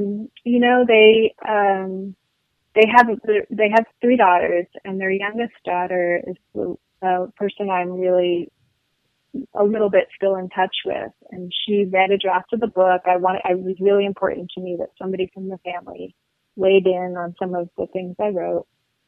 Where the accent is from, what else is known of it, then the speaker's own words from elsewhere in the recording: Paris, Île-de-France, France; also born or lived in Luxembourg; I grew up in Paris and Luxembourg